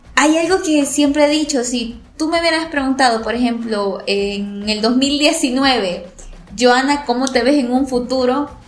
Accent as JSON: {"language": "Spanish", "town": "Rosario de La Paz", "region": "La Paz", "country": "El Salvador", "tie": "born or raised there", "said": "Soy de El Salvador, específicamente, eh, bueno, acá en México ustedes les dicen estado, nosotros les decimos departamentos. Yo soy originaria del departamento de La Paz, o sea, zona costera, y del municipio de Rosario"}